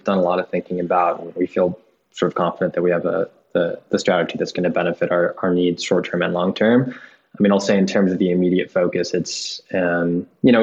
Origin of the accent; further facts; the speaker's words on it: outside Boston, Massachusetts, United States; now in New York, United States; I grew up outside Boston in a sleepy town